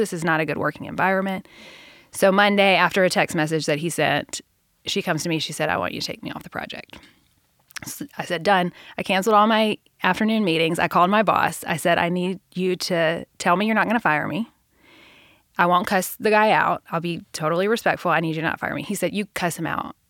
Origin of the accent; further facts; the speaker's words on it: Middle Tennessee, United States; I grew up in Middle Tennessee